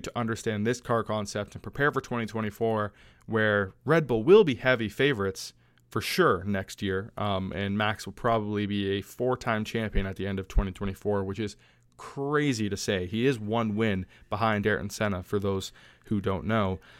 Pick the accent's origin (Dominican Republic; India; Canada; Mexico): Canada; my home country